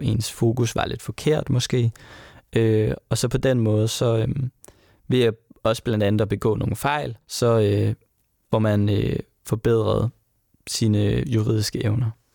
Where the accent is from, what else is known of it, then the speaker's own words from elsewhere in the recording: Sønderborg, Southern Denmark, Denmark; i Sønderborg, hvor jeg kommer fra